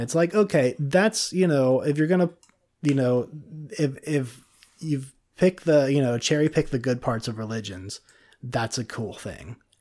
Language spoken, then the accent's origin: English; Cincinnati, Ohio, United States; moved away; also born or lived in Florida; I'm from Cincinnati